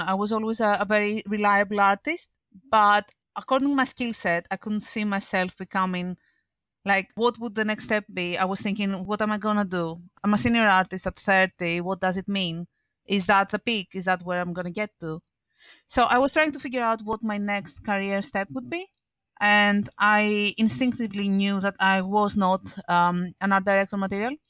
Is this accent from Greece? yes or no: yes; Greece; moved away as an adult; now in London, United Kingdom; I'm from Greece